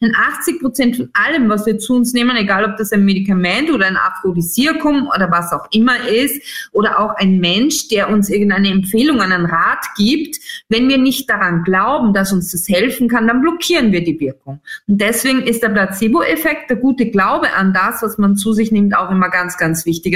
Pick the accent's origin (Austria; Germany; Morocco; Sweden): Austria; Styria; moved away; ich komme aus der Steiermark ursprünglich